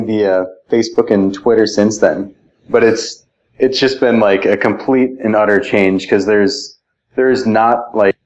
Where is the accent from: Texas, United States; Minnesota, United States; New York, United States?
Minnesota, United States; moved away; I grew up in Minnesota in a town of like... less than 3,000 people.